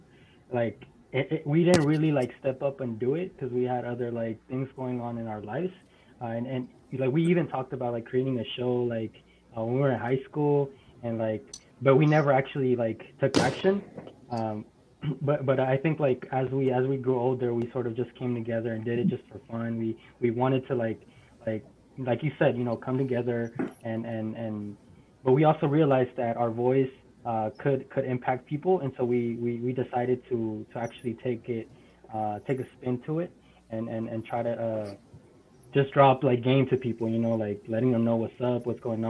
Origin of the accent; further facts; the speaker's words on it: Richmond, California, United States; also born or lived in Mexico City, Mexico; I originally came from Mexico City, and then I came to Richmond right when I was like 11, 12, and then grew up the rest of my life there